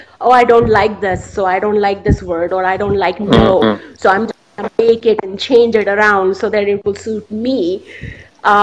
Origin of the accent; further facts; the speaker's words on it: India; English is a second language; moved away; I'm from India originally